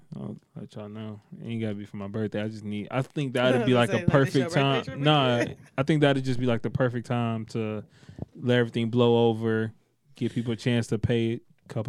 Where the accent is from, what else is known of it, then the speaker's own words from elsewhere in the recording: United States; I'm American, bro.